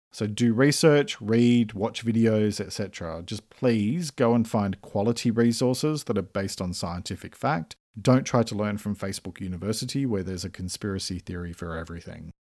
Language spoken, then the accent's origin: English; Australia; I'm an Australian writer and speaker